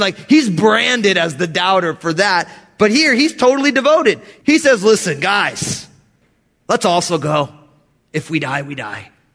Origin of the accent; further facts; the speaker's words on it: New Jersey, United States; I'm all Italian from New Jersey.